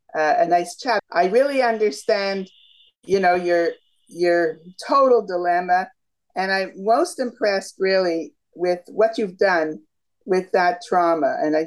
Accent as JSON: {"language": "English", "town": "Toronto", "region": "Ontario", "country": "Canada", "said": "Toronto. We're Canadians."}